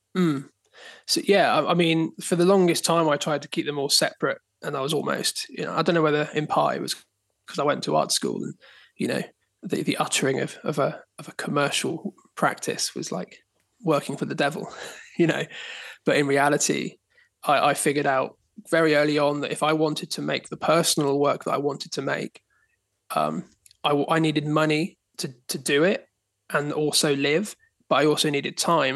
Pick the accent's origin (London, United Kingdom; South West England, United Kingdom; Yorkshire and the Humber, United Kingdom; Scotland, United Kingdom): South West England, United Kingdom; Dorset; now in Dartmoor, United Kingdom; I grew up in Dorset, but my grandparents lived on Dartmoor